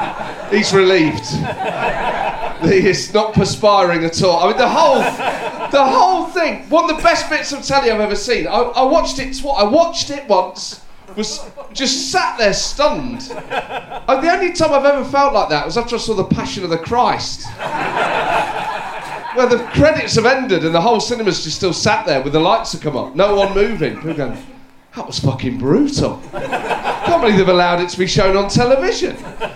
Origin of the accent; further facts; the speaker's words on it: Northern Ireland, United Kingdom; and I'm from Northern Ireland, it turns out. I was in Belfast at the weekend